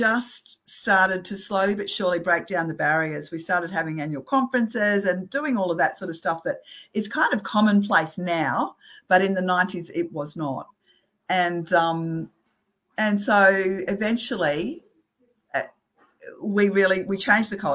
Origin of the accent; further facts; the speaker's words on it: Australia; being Australian